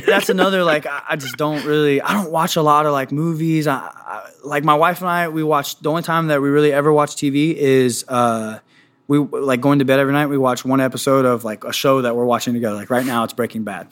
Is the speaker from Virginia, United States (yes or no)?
yes; Washington, D.C. area, Northern Virginia, United States; now in Kansas City, United States; I'm from Northern Virginia, Washington, D C area